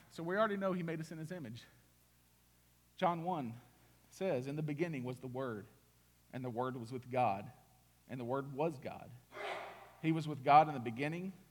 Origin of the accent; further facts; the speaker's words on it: Indiana, United States; born there; moved away; also born or lived in Mississippi; I was born in Indiana. No mountains. It's cornfield, cornfield, cornfield, cornfield. Oh, a bean field. All right. Nothing to look at. That's that great. We moved to Mississippi.